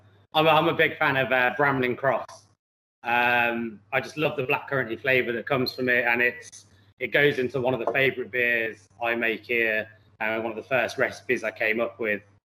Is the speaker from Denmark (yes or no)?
no; West Midlands, United Kingdom; I'm from the Midlands, and the waterfall next to where I grew up, where my parents lived, was a Holden's pub